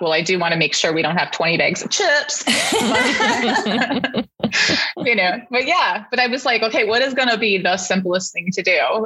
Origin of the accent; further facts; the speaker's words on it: Canada; now in United States; I wasn't born in the US and I'm from Canada. So, although I'm an American citizen, I grew up in Canada